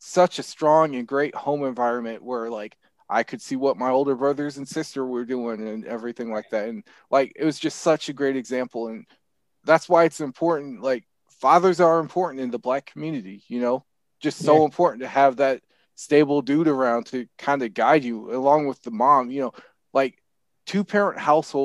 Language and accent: English; Cedar Rapids, Iowa, United States; I was born in Cedar Rapids. I was raised in Cedar Rapids